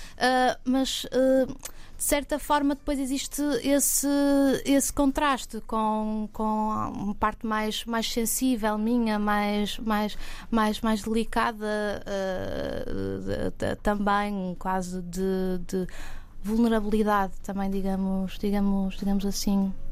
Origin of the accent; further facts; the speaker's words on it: Porto, Norte, Portugal; moved away as an adult; now in Lisbon, Portugal; nasci no Porto